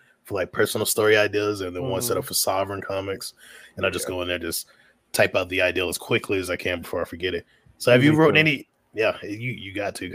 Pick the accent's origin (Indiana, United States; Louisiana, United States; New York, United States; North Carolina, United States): North Carolina, United States; now in Colorado, United States; I'm originally from NC